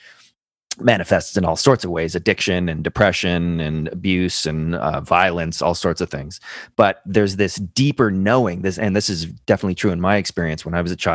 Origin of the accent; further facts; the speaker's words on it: Ireland; I'm Irish